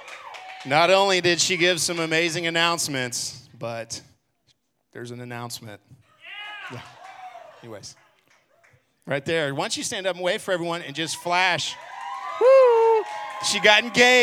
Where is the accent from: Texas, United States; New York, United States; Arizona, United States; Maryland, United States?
Texas, United States; Garland; also born or lived in Abilene; I grew up here in Garland, actually, and then left and went to college in Abilene